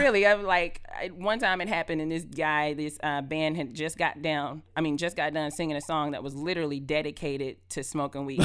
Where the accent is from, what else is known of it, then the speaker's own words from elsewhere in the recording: Adel, Georgia, United States; I'm originally from Adel, Georgia